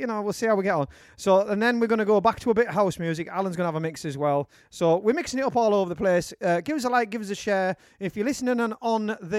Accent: Darlington, North East England, United Kingdom; when you're from Darlington

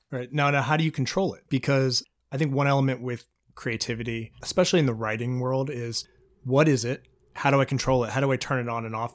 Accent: Virginia, United States; moved away; people I grew up with in Virginia

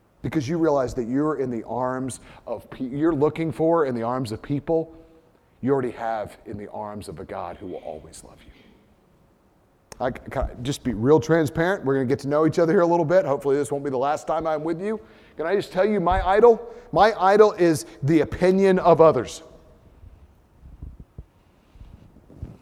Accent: United States; first language English; as an American

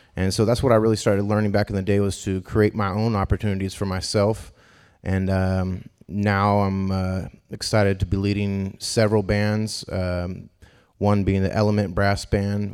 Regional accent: Davis, California, United States; also born or lived in Boston; now in Sacramento, United States; I grew up in Davis, California

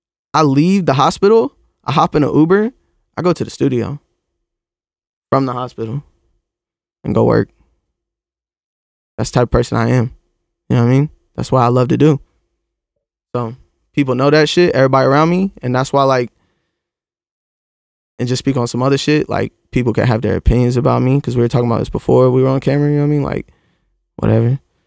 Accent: Florida, United States; That's where I come from Florida.

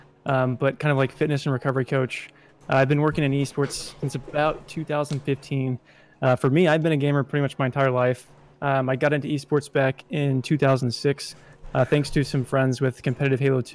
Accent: Kansas City, United States; I moved back to Kansas City, which is my hometown

